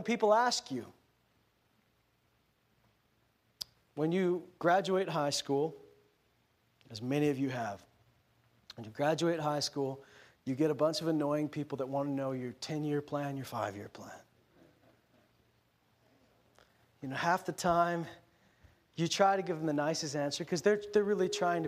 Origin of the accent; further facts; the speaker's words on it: Canada; I'm Canadian.